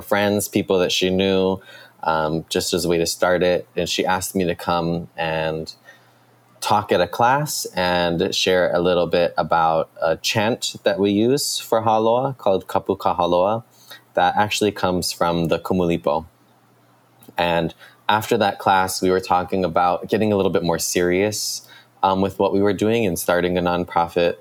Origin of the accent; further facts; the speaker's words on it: Kaneohe, Hawaii, United States; now in Hilo, United States; I am from Kaneohe, but currently living in Hilo, Hawaii.